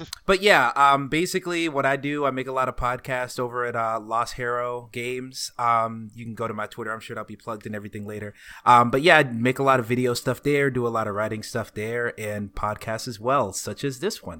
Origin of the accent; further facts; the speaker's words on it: Dacula, Georgia, United States; I am from the land of Dacula, Georgia. betterwise known as that small town forty minutes outside of Atlanta